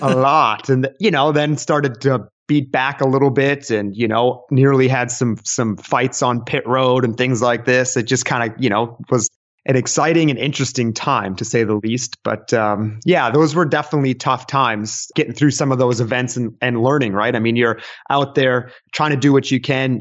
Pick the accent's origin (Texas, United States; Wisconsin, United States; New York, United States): Texas, United States; I was born and raised in Texas